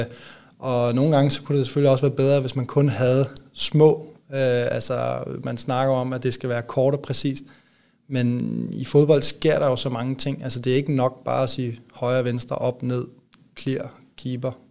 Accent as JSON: {"language": "Danish", "area": "near Copenhagen", "region": "Capital Region of Denmark", "country": "Denmark", "tie": "born or raised there", "also_born_or_lived": "Odense", "moved": "as an adult", "lives_now": "Aalborg, Denmark", "said": "jeg er vokset op ikke ret langt væk fra, ja, fra, fra broerne derinde"}